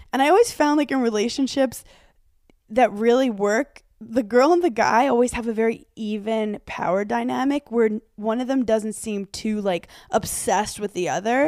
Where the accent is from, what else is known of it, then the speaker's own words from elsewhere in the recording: New York City, New York, United States; I'm such a New Yorker